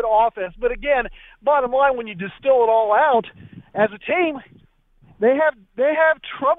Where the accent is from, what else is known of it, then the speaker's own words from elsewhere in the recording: Columbus, Ohio, United States; moved away as an adult; now in Indianapolis, United States; I'm originally from Columbus, Ohio. Lived there for almost 40 years.